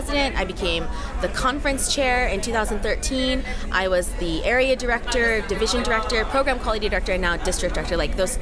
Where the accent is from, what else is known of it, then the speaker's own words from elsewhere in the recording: United States; moved away as an adult; now in South Korea; I am American. I have an American passport. I was raised in America, but I'm ethnically Korean, and I was born in Korea, but I was adopted.